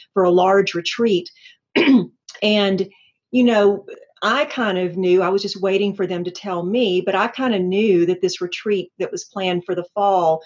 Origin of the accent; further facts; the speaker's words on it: Atlanta, Georgia, United States; also born or lived in Lilburn, Gwinnett County; I'm a native Atlantan, and we are rare, but so I always like to mention that. I'm proud of my town. And so I grew up and went to school in Atlanta